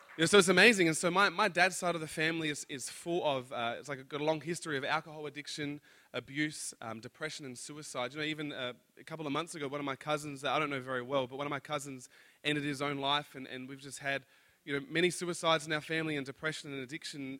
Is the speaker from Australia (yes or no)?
yes; Adelaide, South Australia, Australia; I'm from Adelaide.